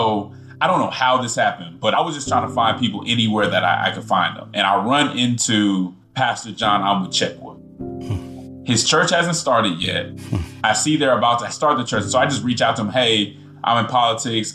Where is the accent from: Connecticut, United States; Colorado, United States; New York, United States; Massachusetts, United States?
Colorado, United States; Denver; moved away as an adult; also born or lived in Nashville, Tennessee / Atlanta, Georgia; I'm coming from Denver, Colorado, which is progressive